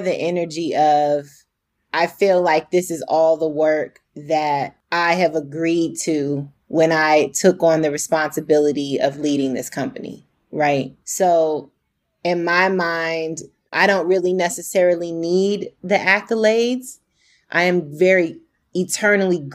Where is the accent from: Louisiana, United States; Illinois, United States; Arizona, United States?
Arizona, United States; Phoenix; also born or lived in Virginia / DMV area; I grew up in Phoenix, North Phoenix